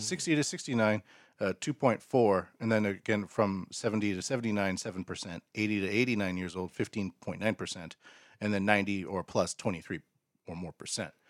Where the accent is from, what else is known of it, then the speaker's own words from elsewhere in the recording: Canada; now in Japan; I'm a Canadian